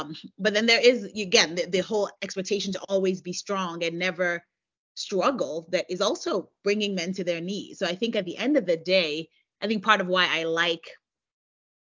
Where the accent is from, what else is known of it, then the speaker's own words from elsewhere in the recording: United States; I'm American. I live in the U.S.